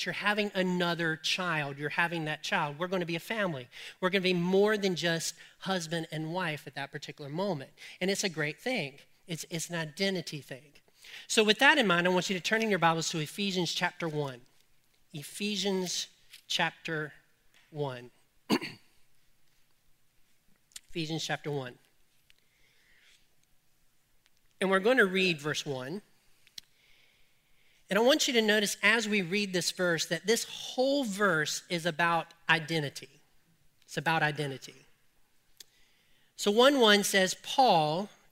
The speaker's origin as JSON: {"language": "English", "town": "Colfax", "country": "United States", "said": "I'm from Colfax, and this is how we talk"}